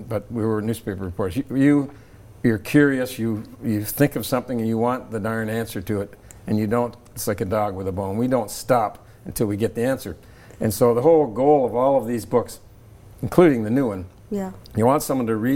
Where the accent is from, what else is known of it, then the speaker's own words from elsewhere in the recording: Toronto, Ontario, Canada; I grew up in Scarborough, Ontario, in Toronto.